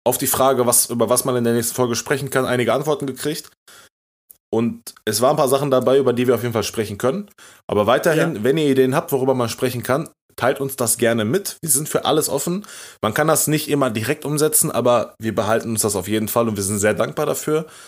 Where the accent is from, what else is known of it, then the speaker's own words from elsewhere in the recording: Turkey; aber ich bin Türke